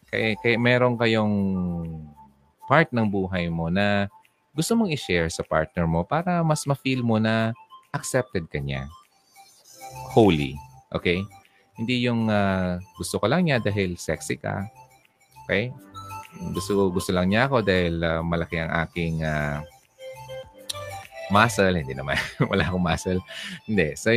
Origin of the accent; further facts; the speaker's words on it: Coron, Mimaropa, Philippines; Papuntang Palawan kasi po hometown ko po yun. Oy, talaga, sa Coron. Wow, Coron.